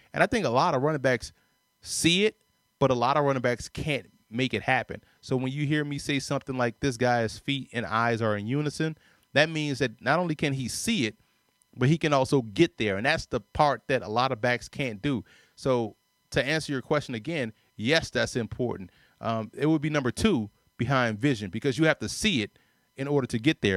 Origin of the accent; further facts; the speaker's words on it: New Orleans, Louisiana, United States; I say park ball 'cause I'm from New Orleans